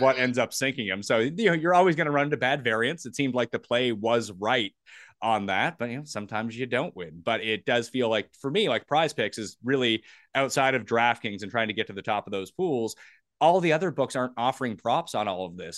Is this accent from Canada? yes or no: yes; Canada; being Canadian